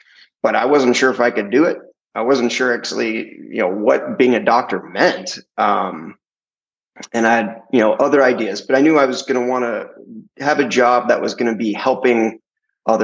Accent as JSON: {"language": "English", "town": "Santa Cruz", "region": "California", "country": "United States", "tie": "born or raised there", "said": "I grew up in Santa Cruz, California, a little beach town"}